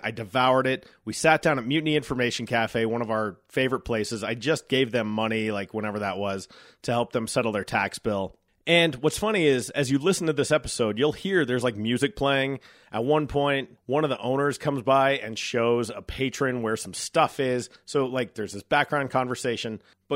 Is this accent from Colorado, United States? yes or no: yes; Golden, Colorado, United States; I grew up in Golden